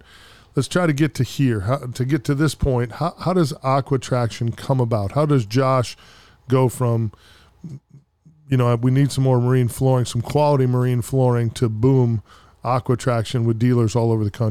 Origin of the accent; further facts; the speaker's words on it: Wisconsin, United States; now in Tampa, United States; I'm from Wisconsin originally, as you know